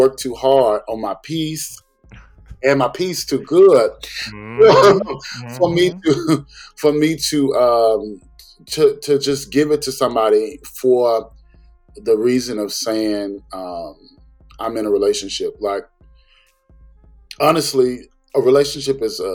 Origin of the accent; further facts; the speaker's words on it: the South, United States; I'm from the South and we go to places and we do things